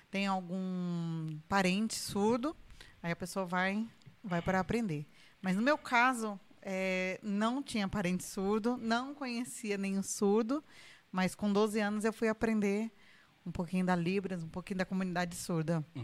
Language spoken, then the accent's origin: Portuguese; São José dos Campos, São Paulo, Brazil; aqui, cresci aqui e vivo aqui. 33 anos.